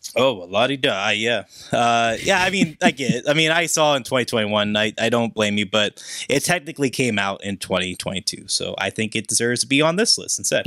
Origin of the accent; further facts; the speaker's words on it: Pittsburgh, Pennsylvania, United States; my hometown of Pittsburgh